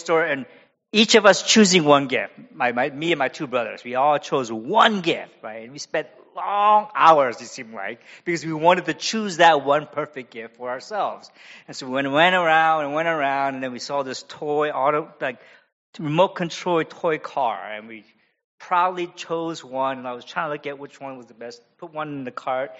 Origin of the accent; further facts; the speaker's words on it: San Francisco, California, United States; also born or lived in Korea / Cambodia; I was born in Korea, and we immigrated to the U.S. because my father took a call to be a pastor of a church, a Korean church in San Francisco